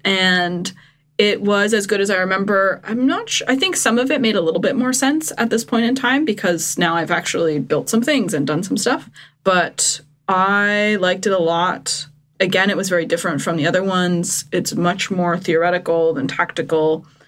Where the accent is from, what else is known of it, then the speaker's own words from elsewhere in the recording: Eastern Canada, Canada; I'm from Eastern Canada where we would have like a huge pot on the beach full of 40 lobsters